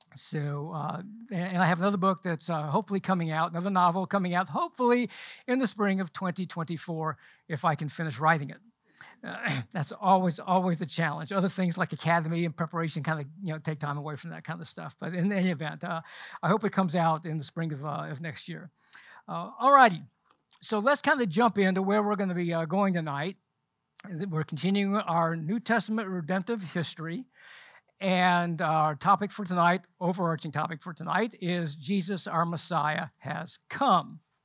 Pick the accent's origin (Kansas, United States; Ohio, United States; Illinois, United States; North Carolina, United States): North Carolina, United States; Charlotte; also born or lived in London, England / Butner, North Carolina / San Antonio, Texas; we moved to Charlotte when I was nine, so I basically grew up here in Charlotte